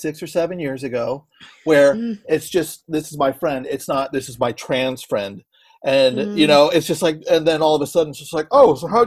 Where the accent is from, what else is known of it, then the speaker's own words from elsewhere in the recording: San Francisco, California, United States; I'm from San Francisco